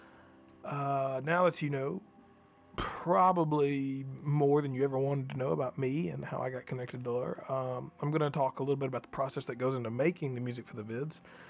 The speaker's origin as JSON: {"language": "English", "town": "Booneville", "region": "Mississippi", "country": "United States", "tie": "born or raised there", "said": "growing up in Boonville, Mississippi"}